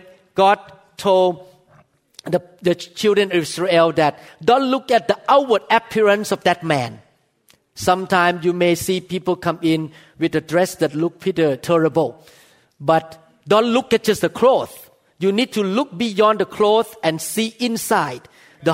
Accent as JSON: {"language": "English", "country": "Thailand", "moved": "yes", "said": "I came from Thailand. I saw all kinds of spiritual things in Thailand"}